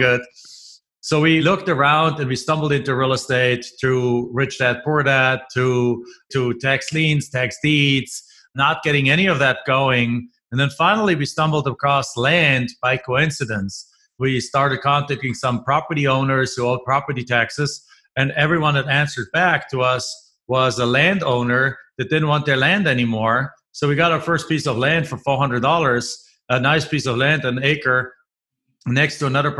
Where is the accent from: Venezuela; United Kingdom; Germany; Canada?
Germany; moved away as an adult; now in United States; I'm originally from Germany.